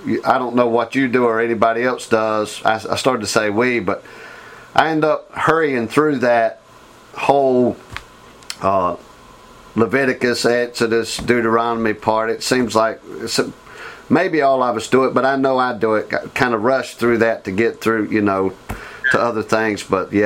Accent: Georgia, United States; I came from Georgia being a pastor to being an assistant pastor here, man.

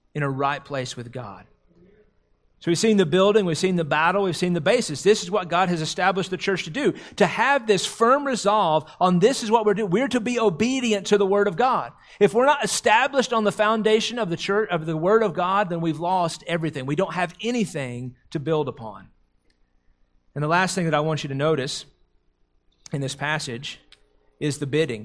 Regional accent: the South, United States; growing up in the South

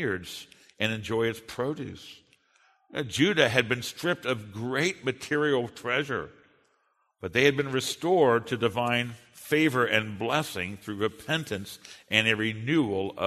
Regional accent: United States; I'm a Westerner, and I'm an American

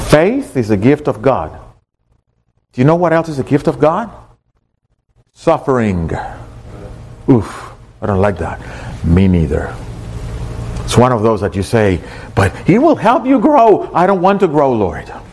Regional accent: Miami, Florida, United States; I wish you would see people over in other places when you tell them, I come from Miami.

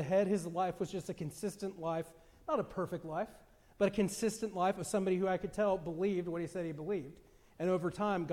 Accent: Southern California, United States; moved away; I was born and raised in Southern California

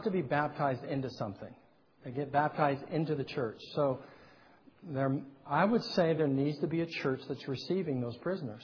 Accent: California, United States; I'm a Californian

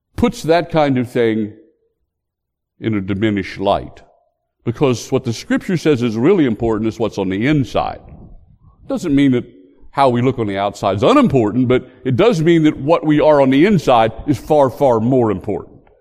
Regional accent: West Virginia, United States; my home state

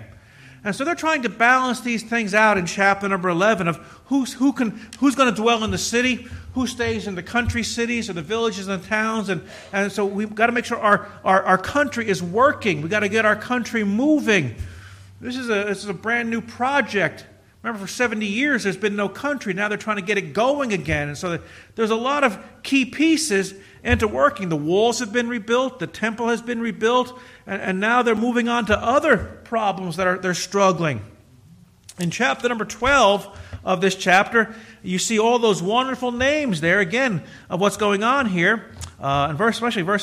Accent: Kearny, New Jersey, United States; I'm Kearney

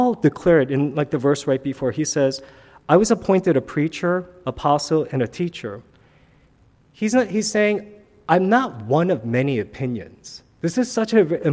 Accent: New York City, New York, United States; when I was growing up in New York City

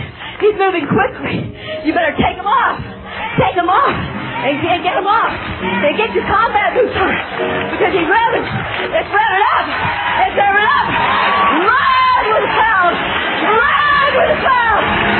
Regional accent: England, United Kingdom; Hey, I'm English too.

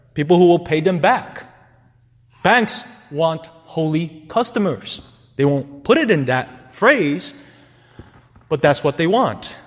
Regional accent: New York City, New York, United States; Growing up in New York City, I knew for a fact that the most sin ridden neighborhoods were also the places where love died quickly

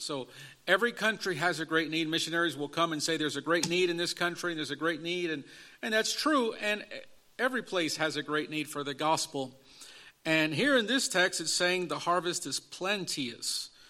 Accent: Chicago, Illinois, United States; I was in the inner city growing up in Chicago area in an inner city street gang culture

